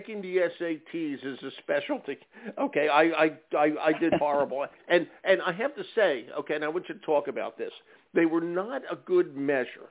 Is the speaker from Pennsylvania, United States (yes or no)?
yes; Philadelphia, Pennsylvania, United States; I grew up in Philly